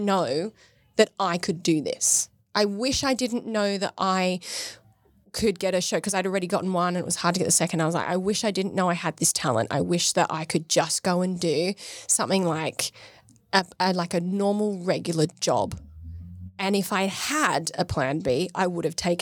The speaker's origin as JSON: {"language": "English", "country": "Australia", "moved": "yes", "lives_now": "United Kingdom", "said": "I'm from Australia."}